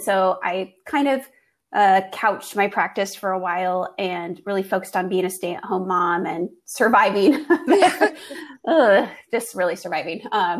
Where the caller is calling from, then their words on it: Germany; moved away; also born or lived in Washington State, United States / Texas, United States; I am calling all the way from Germany. My husband and I, our family here, he's a military medical physician. And so we are stationed here in Germany.